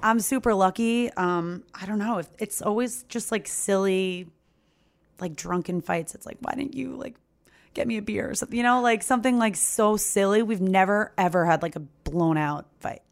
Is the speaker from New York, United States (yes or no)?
yes; Long Island, New York, United States; I'm from Long Island